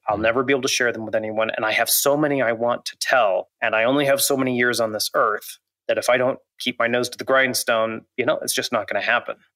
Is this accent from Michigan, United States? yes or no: no; Montana, United States; I grew up in Montana, uh, still live there, in fact, not too far from my childhood